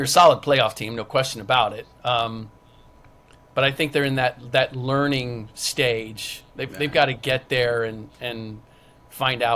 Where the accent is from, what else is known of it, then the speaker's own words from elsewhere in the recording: Cincinnati, Ohio, United States; I grew up in Cincinnati